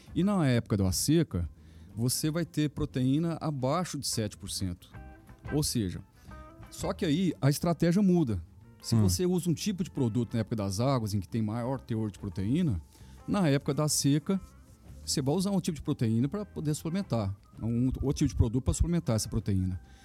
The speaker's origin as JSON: {"language": "Portuguese", "region": "Minas Gerais", "country": "Brazil", "said": "sou mineiro"}